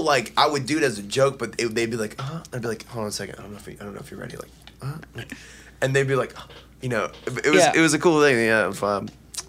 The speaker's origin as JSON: {"language": "English", "town": "Washington", "region": "District of Columbia", "country": "United States", "tie": "born or raised there", "also_born_or_lived": "Northern Virginia", "said": "I'm from D.C."}